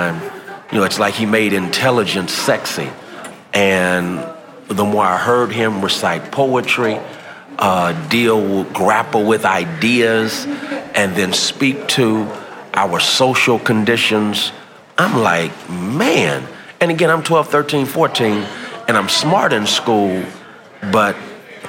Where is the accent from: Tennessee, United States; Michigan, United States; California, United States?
California, United States; San Francisco; I grew up in San Francisco